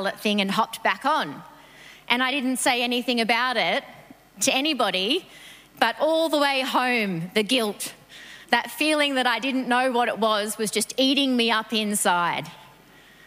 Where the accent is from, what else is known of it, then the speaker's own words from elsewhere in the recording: New South Wales, Australia; moved away; I grew up in New South Wales